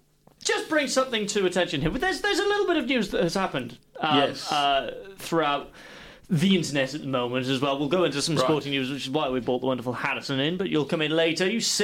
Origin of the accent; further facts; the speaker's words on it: Welsh, Wales, United Kingdom; now in Noosa, Australia; Actually, no, I'm Welsh